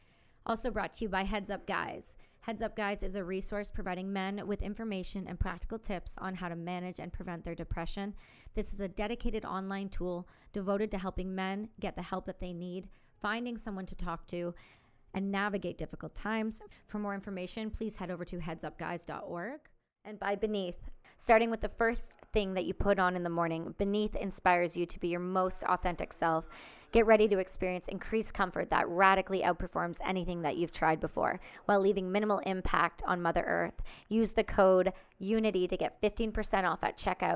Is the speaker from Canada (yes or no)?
yes; Canada; I'm just Canadian